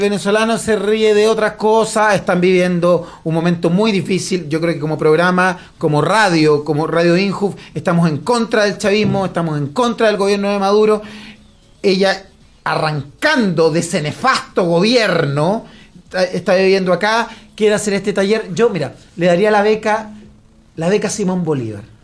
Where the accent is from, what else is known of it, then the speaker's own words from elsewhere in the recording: Lota, Biobío, Chile; Yo soy de Lota, viví toda mi vida en Lota, mis padres son de Lota